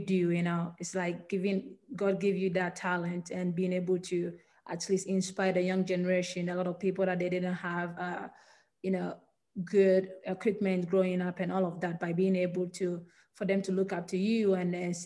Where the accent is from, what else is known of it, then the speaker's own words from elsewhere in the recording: Ghana; moved away as an adult; now in United States; I was born and raised in Ghana